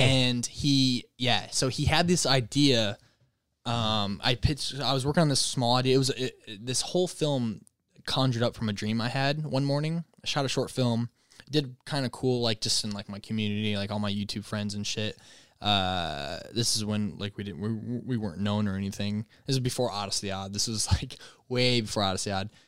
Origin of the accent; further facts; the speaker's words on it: Michigan, United States; moved away as an adult; now in Los Angeles, United States; I'm a Michigan boy